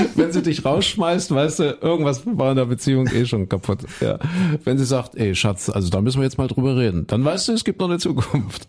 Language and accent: German; Saxony-Anhalt, Germany; meine Heimat